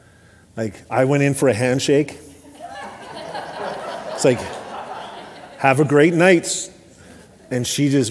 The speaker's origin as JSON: {"language": "English", "region": "Alberta", "country": "Canada", "tie": "born or raised there", "said": "I grew up in Alberta"}